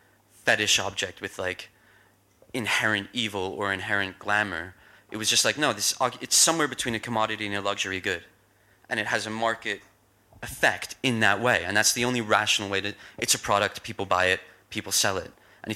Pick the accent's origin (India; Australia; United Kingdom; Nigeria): United Kingdom; Kentish Town, London; I grew up in North London. I don't sound like it. I grew up in Kentish Town.